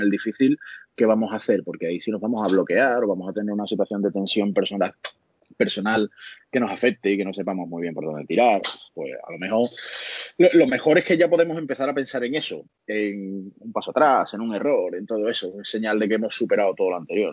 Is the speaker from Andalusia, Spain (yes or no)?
yes; Andalusia, Spain; somos andaluces